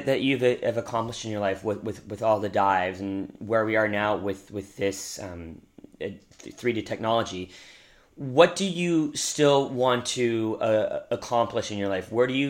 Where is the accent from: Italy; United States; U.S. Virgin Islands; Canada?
Canada; Victoria, British Columbia; I'm from Victoria, so I mean I don't mm-hmm. dive, but I grew up in that environment